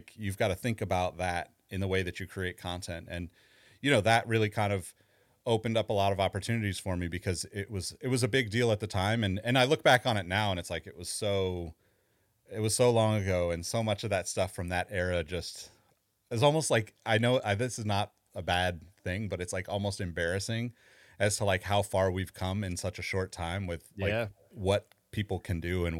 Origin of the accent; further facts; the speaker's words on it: California, United States; You know, I'm from California. I'm kind of one of those diehard California people that's likely never leaving.